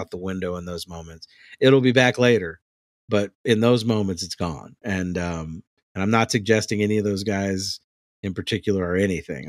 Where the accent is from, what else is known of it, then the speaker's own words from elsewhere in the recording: New Orleans, Louisiana, United States; I'm from New Orleans